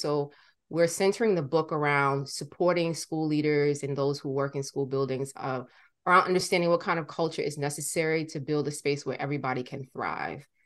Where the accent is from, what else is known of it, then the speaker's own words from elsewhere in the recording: New York City, New York, United States; born and raised in Brooklyn